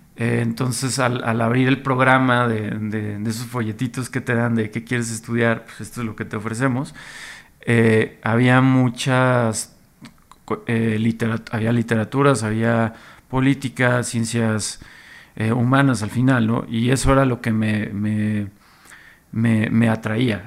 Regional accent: Monterrey, Nuevo León, Mexico; como regio, como yo que crecí allá y justo llegué como en plena época de la avanzada regia a Monterrey

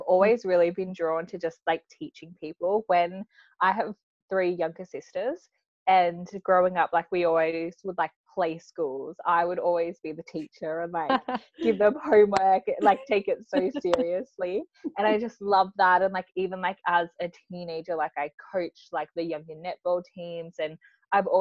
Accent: Australia; also born or lived in Mildura, Victoria; I am from Australia, but I live in a town called Mildura

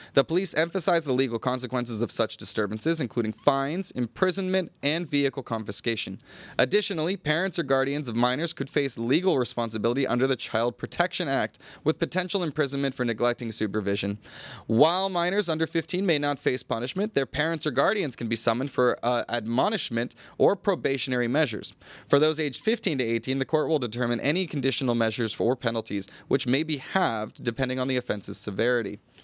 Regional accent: United States; now in Thailand; as an American

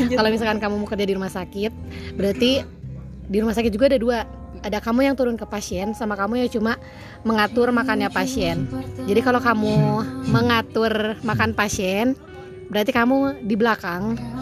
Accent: Bandung, West Java, Indonesia; aku dari Bandung

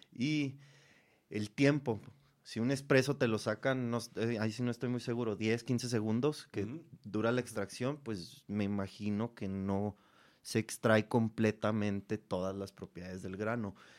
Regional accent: Cuauhtémoc, Chihuahua, Mexico; en el estado, en, Chihuahua, yo, yo, soy de Cuauhtémoc

